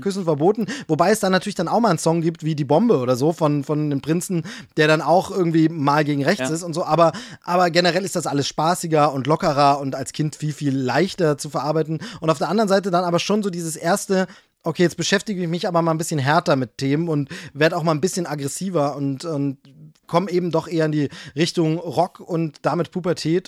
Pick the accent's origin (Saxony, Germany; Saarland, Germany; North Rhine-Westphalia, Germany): Saxony, Germany; Hoyerswerda; moved away; also born or lived in Dresden / Würzburg; ich bin ja Ossi. Also sprich, ich bin, äh, in der ehemaligen D D R aufgewachsen